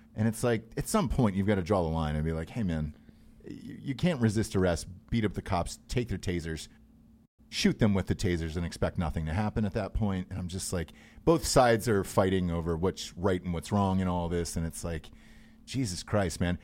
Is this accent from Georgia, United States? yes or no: yes; Atlanta, Georgia, United States; born or raised there; moved away